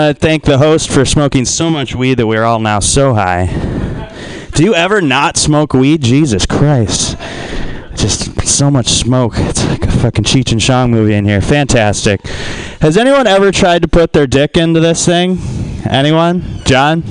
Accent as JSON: {"language": "English", "town": "Detroit", "region": "Michigan", "country": "United States", "also_born_or_lived": "West Oakland, California", "moved": "yes", "lives_now": "Oakland, United States", "said": "I'm from Detroit originally, and that's a good place to get murdered"}